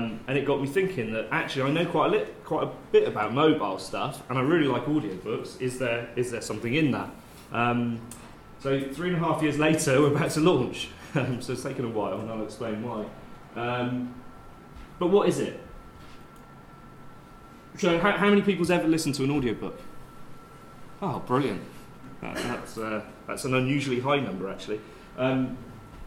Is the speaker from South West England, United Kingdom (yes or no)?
yes; Bath, South West England, United Kingdom; also born or lived in Oxford / Bristol; I transferred to the one in Bath, which is my hometown